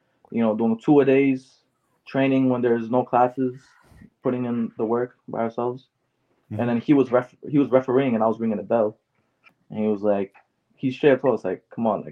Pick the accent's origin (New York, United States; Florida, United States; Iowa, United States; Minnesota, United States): New York, United States; New York City; born and raised in Queens